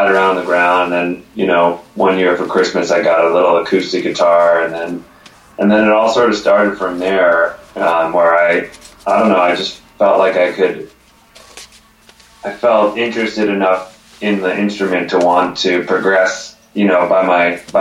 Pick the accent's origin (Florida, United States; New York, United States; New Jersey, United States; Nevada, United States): New Jersey, United States; Sussex County, northwestern; This was in New Jersey, northwestern New Jersey, where I grew up in Sussex County